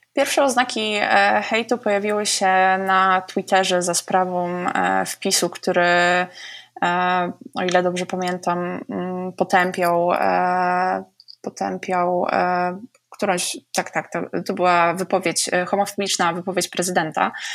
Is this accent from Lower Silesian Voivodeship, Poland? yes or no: yes; Oleśnica, Lower Silesian Voivodeship, Poland; u nas na Oleśnickim Rynku. Oleśnica jest dosyć małym miastem